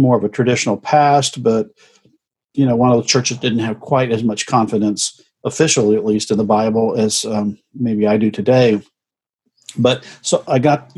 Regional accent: near St. Louis, Illinois, United States; moved away as an adult; now in Orlando, United States; actually grew up as a Midwesterner, not too far from St. Louis in Illinois

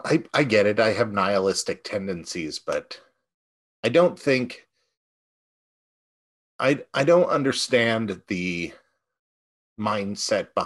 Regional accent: California, United States; moved away; as a Californian originally

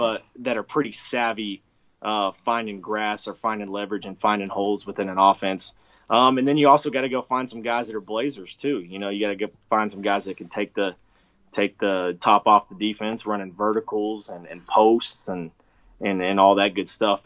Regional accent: Texas, United States; I'm from Texas

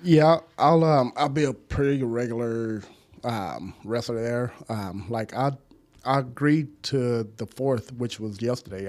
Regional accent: Dallas, Texas, United States; I grew up in Southeast Dallas

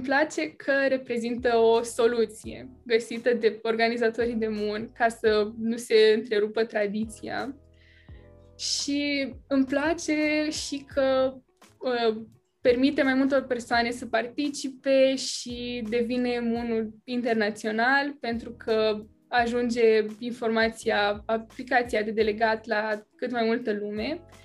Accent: Bacău, Bacău County, Romania; sunt din Bacău și sunt în clasa a 12 acum

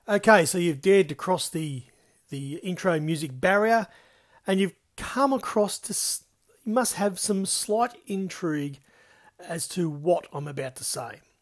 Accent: South Coast, New South Wales, Australia; born and bred on the South Coast

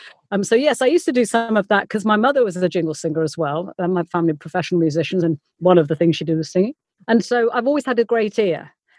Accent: West Midlands, United Kingdom; I said, no, because I'm from the West Midlands and it's a completely different sound.

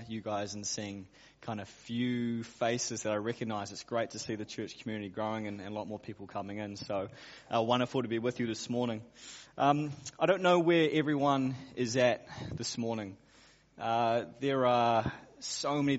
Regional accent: Auckland, New Zealand; I grew up in Auckland

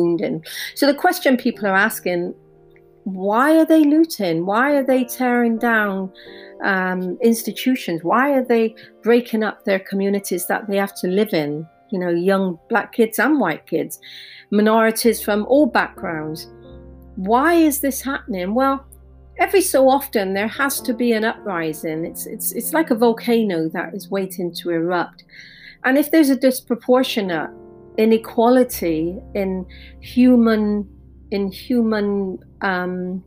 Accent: Bristol, South West England, United Kingdom; growing up in Bristol, in the UK in the 80s

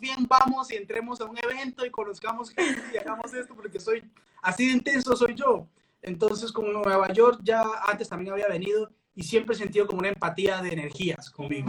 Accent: Peru; now in Colombia; soy peruano, acabo de llegar

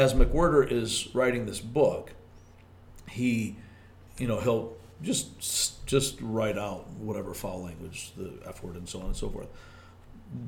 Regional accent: Michigan, United States; accent: regional dialect; I'm from Michigan.

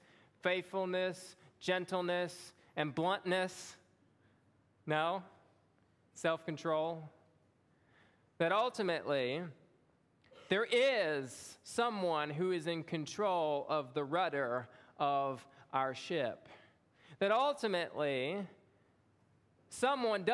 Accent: Long Beach, Mississippi, United States; moved away as an adult; also born or lived in Springfield, Louisiana; I had moved to Long Beach, Mississippi when I was 1 year old

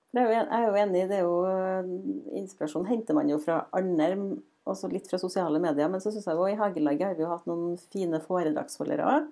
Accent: Frosta, Trøndelag, Norway; kommer vi fra Frosta

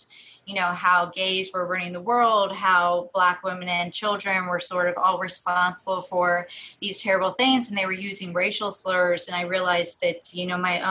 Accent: Southern Ohio, United States; when I was growing up in Southern Ohio in the 90s

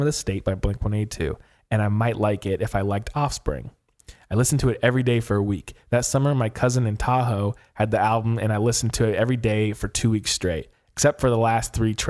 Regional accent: England, United Kingdom; I am from England, and the album came out 2 weeks before my 15th birthday.

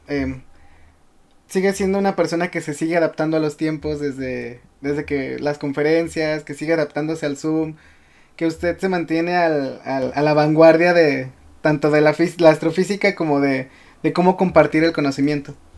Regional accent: León, Guanajuato, Mexico; yo soy de León

